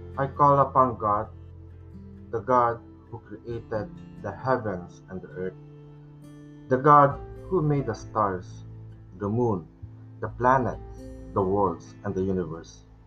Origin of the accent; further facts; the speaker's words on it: Philippines; in Filipino we call it mahal